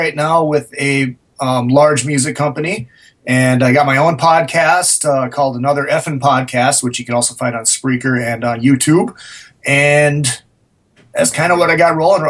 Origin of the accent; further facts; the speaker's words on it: St. Cloud, Minnesota, United States; moved away as an adult; now in Hollywood, United States; Well, I'm originally from St. Cloud, Minnesota.